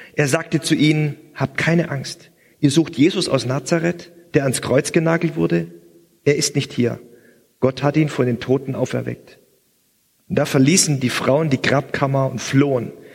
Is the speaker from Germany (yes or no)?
yes; Swabia, Germany; als gebürtiger Schwabe